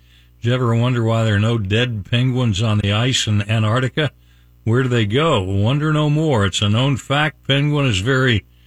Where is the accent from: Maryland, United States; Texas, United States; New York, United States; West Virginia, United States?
West Virginia, United States; now in Tampa Bay, United States; I'm from West Virginia